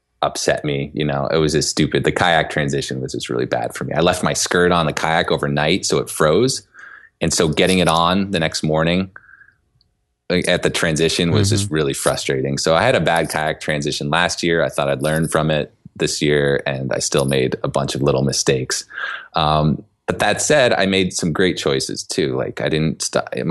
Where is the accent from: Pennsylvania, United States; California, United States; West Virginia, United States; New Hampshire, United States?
New Hampshire, United States; White Mountains; also born or lived in San Diego; I grew up here. This is my hometown